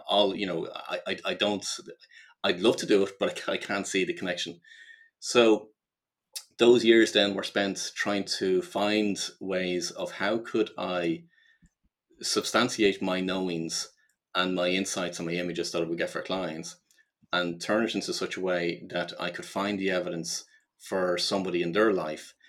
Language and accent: English; Ireland; I grew up in Ireland